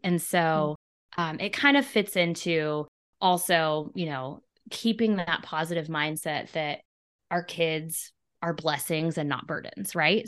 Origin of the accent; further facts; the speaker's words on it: Clinton, Missouri, United States; I'm in my hometown of Clinton, Missouri. I'm actually sitting in the room that was my nursery when I was a baby